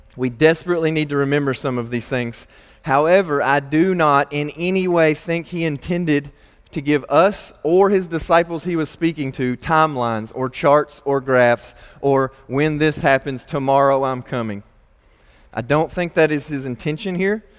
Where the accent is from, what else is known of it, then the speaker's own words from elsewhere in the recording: Nebo, Kentucky, United States; I grew up in Nebo, Kentucky